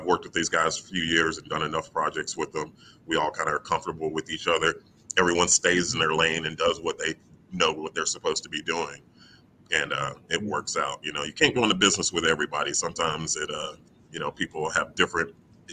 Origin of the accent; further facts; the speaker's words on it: Houston, Texas, United States; I'm from Houston. I'm from Third Ward, Rosedale, Scott, right over there by Texas Southern University. Mm-hmm. That's where I came up